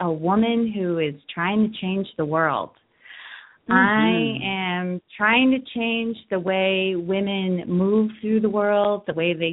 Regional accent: Worcester, Massachusetts, United States; I grew up in Worcester, Massachusetts

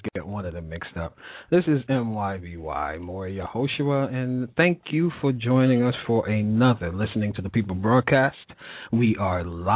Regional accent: New York City, New York, United States; moved away; I will be moving into my hometown back again, New York City

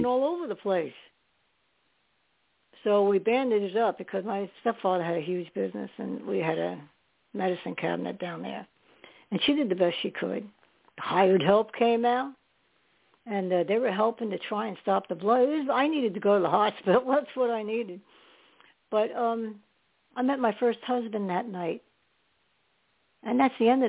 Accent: New York, United States; I was born in New York, not in New York City, but ended up in the city

